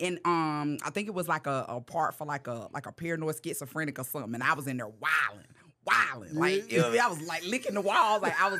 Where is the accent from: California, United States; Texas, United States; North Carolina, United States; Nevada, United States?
North Carolina, United States; moved away as an adult; now in Los Angeles, United States; when I moved to L.A., I was smoking cigarettes, right? I was just so nervous. My nerves was bad. I moved from North Carolina, and I'm out here. I don't know nobody.